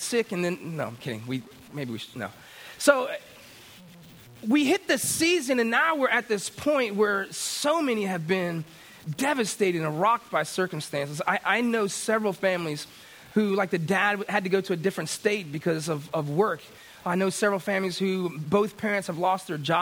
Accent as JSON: {"language": "English", "region": "Florida", "country": "United States", "tie": "born or raised there", "said": "I grew up in Florida"}